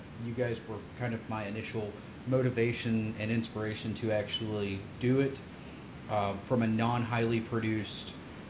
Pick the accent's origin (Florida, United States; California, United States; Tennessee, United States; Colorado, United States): Tennessee, United States; Knoxville; moved away; I'm originally from the Knoxville, Tennessee area, so I went to BSides Knoxville. Now that I'm moving back to the Knoxville area